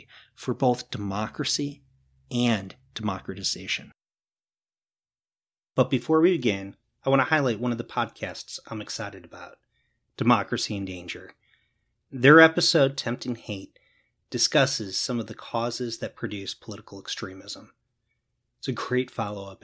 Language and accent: English; United States; As an American